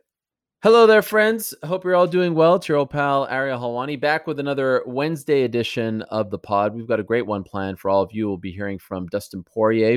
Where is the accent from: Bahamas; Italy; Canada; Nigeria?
Canada; moved away; I am so proud to be Canadian. I love being a Canadian.